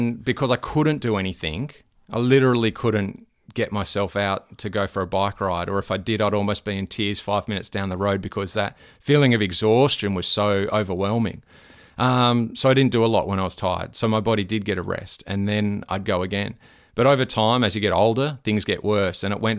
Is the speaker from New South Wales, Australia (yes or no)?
yes; Terry Hills, New South Wales, Australia; now in Noosa, Australia; I was born in around Terry Hills, grew up there, and then I got into surf lifesaving down at Freshwater Beach pretty much, and then once I started to rent, moved down to Freshwater Beach and around that area